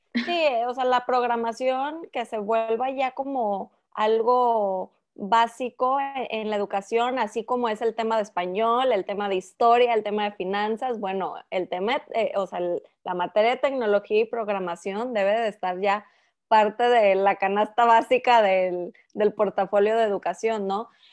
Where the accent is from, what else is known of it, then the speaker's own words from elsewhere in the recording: Mexico; soy la única mexicana